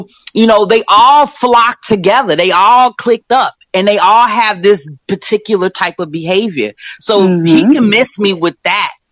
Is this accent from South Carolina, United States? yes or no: no; Chicago, Illinois, United States; I'm from Chicago